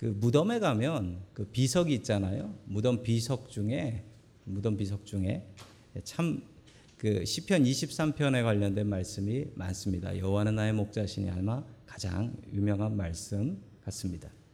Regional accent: Seoul, South Korea; 저는 서울 사람입니다

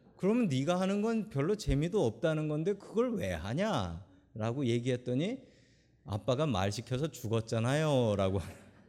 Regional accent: South Korea; now in United States; 한국에서 태어난 우리들이 미국 가서 살고 있는 게

